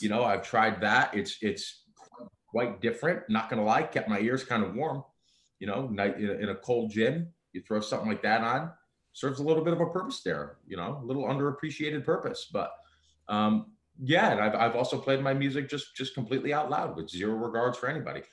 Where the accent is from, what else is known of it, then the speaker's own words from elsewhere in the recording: United States; being American born